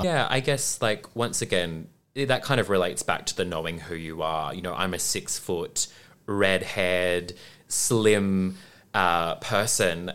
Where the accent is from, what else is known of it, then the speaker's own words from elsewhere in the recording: Perth, Western Australia, Australia; moved away as an adult; also born or lived in Brisbane; now in Melbourne, Australia; growing up in Perth